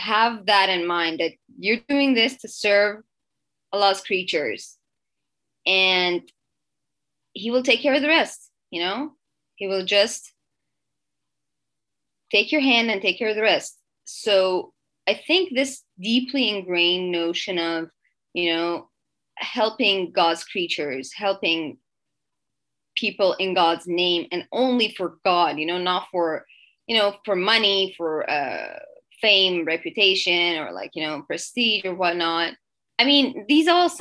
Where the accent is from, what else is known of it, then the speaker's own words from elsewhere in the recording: Iran; English is a second language; moved away as an adult; now in Canada; So I'm originally from Iran, and I lived there till I was 19.